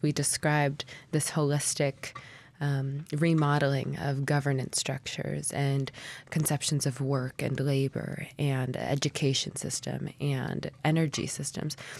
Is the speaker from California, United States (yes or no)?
no; Anchorage, Alaska, United States; I was born and raised here in Anchorage